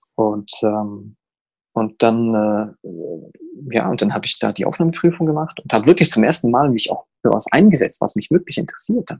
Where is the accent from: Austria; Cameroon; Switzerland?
Switzerland; Zurich; ich komme aus Zürich